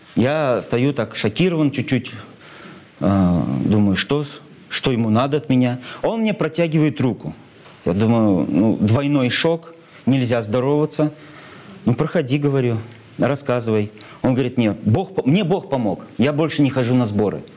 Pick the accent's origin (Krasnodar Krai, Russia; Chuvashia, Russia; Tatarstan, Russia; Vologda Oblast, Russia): Chuvashia, Russia; Cheboksary; мой родной город, мой любимый город Чебоксары